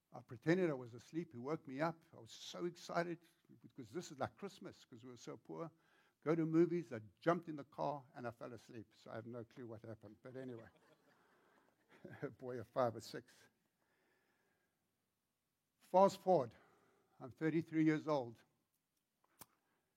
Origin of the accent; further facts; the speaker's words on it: South Africa; accent: South African; moved away as an adult; now in Virginia, United States; When I grew up in South Africa